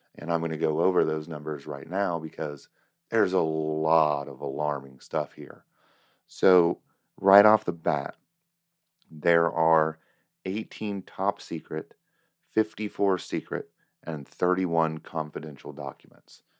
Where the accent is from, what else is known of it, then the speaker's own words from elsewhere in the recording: United States; as an American